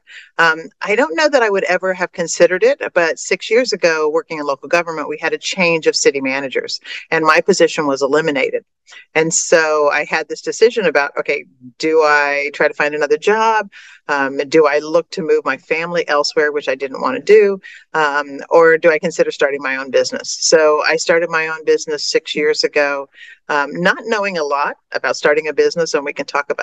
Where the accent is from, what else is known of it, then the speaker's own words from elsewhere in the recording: Wichita, Kansas, United States; also born or lived in Virginia / Colorado; now in Tallahassee, United States; I'm originally from the Midwest, from Wichita, Kansas